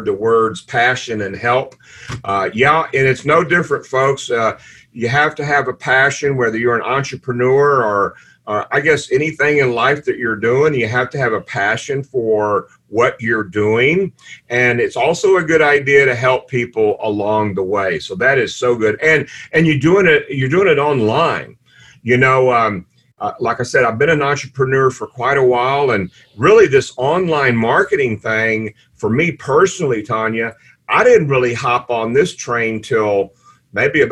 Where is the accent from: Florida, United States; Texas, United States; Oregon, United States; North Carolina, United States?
Texas, United States; Houston; I'm from Houston, Texas